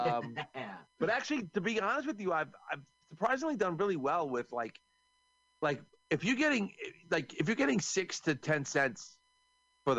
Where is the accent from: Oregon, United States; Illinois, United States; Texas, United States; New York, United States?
New York, United States; I'm from New York.